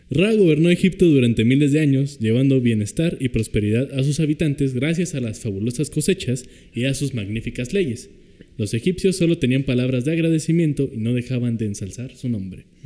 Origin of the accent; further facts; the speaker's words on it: Mexico; Pero yo soy mexicano.